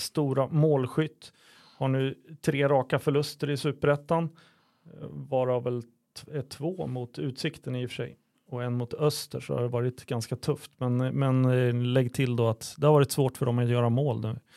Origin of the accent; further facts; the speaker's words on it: Örebro, Örebro County, Sweden; som örebroare